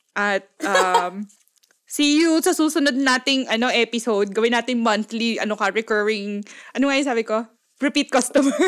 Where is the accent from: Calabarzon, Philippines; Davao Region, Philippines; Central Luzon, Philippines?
Central Luzon, Philippines; Pampanga; first language Kapampangan; Tagalog is a second language; now in Japan; ang first language namin pare-parehas ay Kapampangan